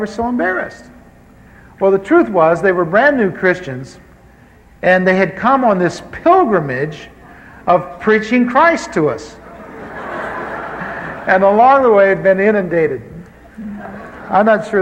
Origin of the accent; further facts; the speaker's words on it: Anaheim, California, United States; also born or lived in Missouri; I grew up here in Anaheim. I moved here from the Midwest in 1946, and lived over near what is now Disneyland